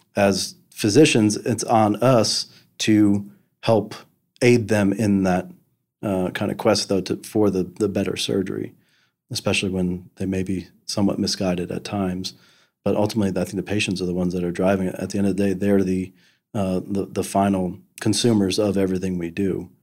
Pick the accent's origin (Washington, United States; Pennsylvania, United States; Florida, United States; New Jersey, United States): New Jersey, United States; moved away as an adult; now in Memphis, United States; I grew up in New Jersey